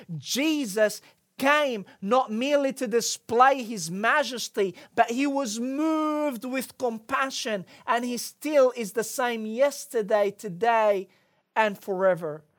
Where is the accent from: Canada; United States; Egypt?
Egypt; moved away; growing up in Egypt